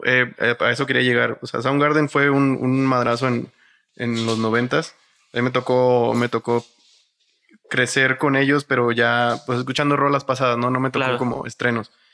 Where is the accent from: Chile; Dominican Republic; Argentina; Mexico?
Mexico; Matamoros, Tamaulipas; moved away; Yo soy de Matamoros, Tamaulipas, eh, pero mi abuelo y mucha de mi familia es de acá, de, de el Estado de México